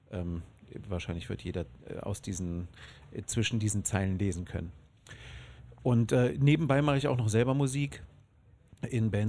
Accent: Bonn, North Rhine-Westphalia, Germany; Ich bin aus Bonn.

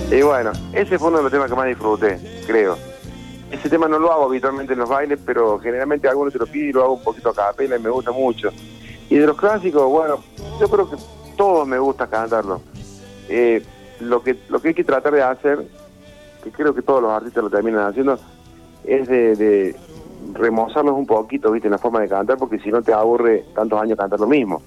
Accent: Rosario, Santa Fe, Argentina; moved away; cuando era chico, cuando vivía en Rosario

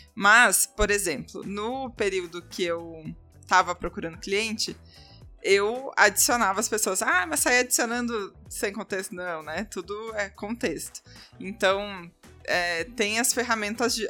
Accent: Porto Alegre, Rio Grande do Sul, Brazil; now in São Paulo, Brazil; Eu sou de Porto Alegre

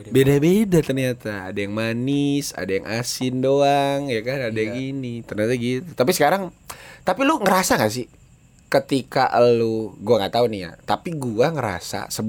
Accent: Jakarta, Indonesia; nggak tahu sih mungkin ya karena memang dari dulu kita orang Betawi kan yeah. demennya nyocol bumbu kacang gitu

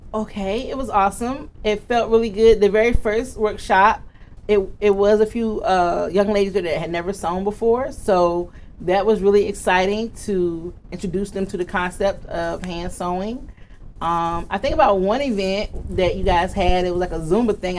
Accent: Virginia Beach, Virginia, United States; I am from Virginia Beach, Virginia

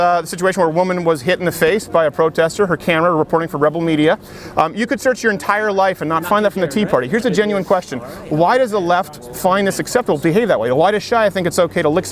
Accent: Canada; moved away; my home country of Canada

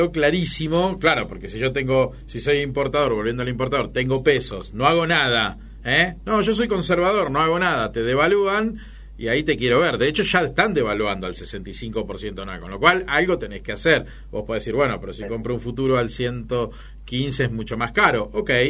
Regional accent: Argentina; viviendo en la Argentina y siendo argentino

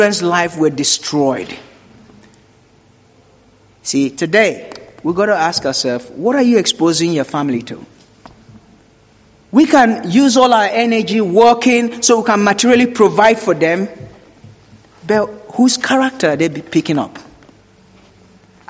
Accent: Nigeria; I grew up in Nigeria, and sometimes we use candle because there's no electricity

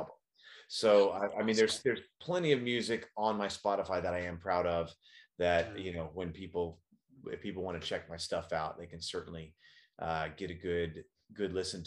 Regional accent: Dallas, Texas, United States; now in California, United States; back to Dallas, which is where I grew up. That's my hometown.

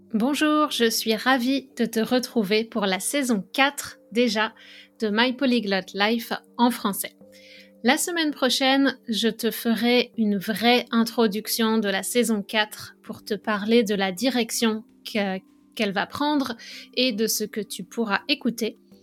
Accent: France; moved away as an adult; now in Montreal, Canada; je suis française. Depuis 2009, je vis au Canada

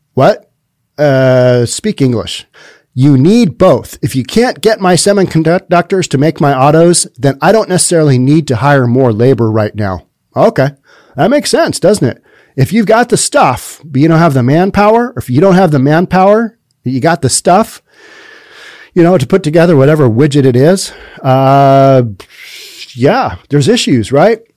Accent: United States; As a kid growing up in America

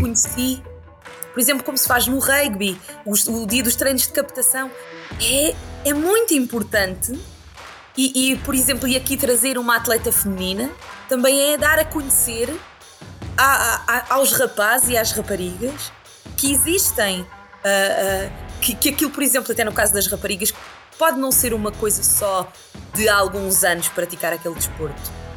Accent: Sines, Alentejo, Portugal; Eu sou de Sines, do Alentejo, e lá o desporto rei não é bem o futebol, é mais o hockey

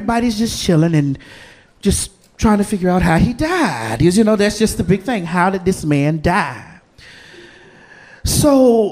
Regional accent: the South, United States; I'm from the South. So being from the South, you know, we are Bible people, right? The Bible Belt down there

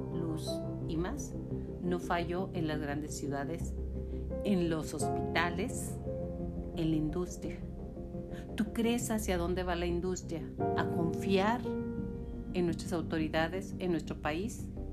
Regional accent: Cuba; also born or lived in Ciego de Ávila, Cuba; siendo cubano

